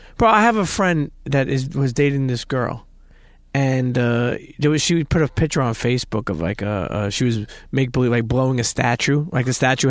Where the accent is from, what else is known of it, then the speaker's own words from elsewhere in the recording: Brooklyn, New York, United States; I grew up in Brooklyn.